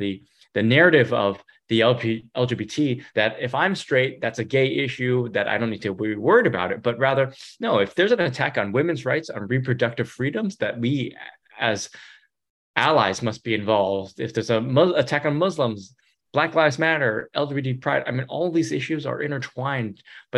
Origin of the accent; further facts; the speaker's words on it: San Jose, California, United States; born and raised in San Jose